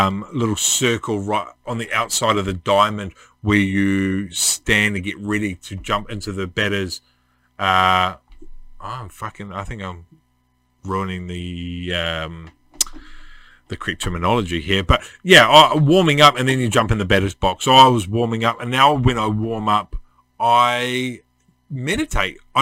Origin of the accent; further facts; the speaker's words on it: Tawa, Wellington, New Zealand; now in Red Beach, New Zealand; I was brought up in Tawa, in New Zealand